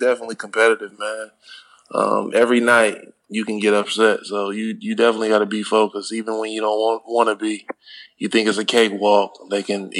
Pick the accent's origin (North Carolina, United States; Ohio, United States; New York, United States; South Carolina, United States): Ohio, United States; now in Turkey; I'm from the Midwest